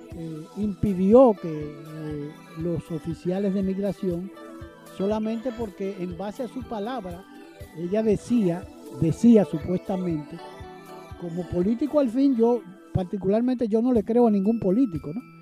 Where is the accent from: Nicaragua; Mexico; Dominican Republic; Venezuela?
Dominican Republic